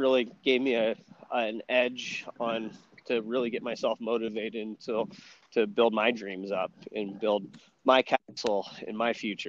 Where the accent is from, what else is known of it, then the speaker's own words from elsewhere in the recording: California, United States; also born or lived in Hawaii; most definitely.